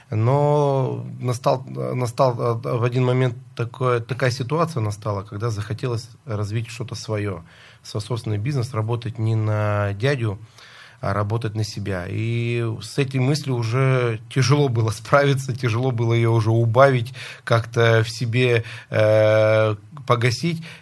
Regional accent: Lysva, Perm Krai, Russia; now in Moscow, Russia; Да, я э, родился в Лысьве. До института жил и учился в городе Лысьве и обратно вернулся в Лысьву развивать свой собственный бизнес.

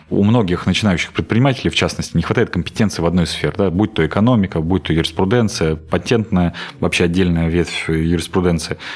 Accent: Voronezh, Voronezh Oblast, Russia; Я Воронежскую область люблю, я коренной воронежец, я готов и хочу э, работать здесь

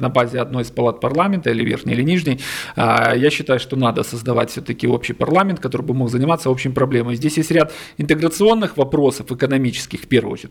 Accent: Crimea, Ukraine; я, допустим, крымчанин, родился в Крыму

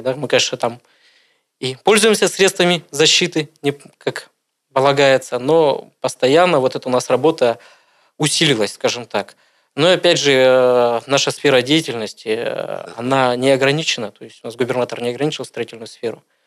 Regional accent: Irkutsk, Irkutsk Oblast, Russia; Родился я в городе Иркутске

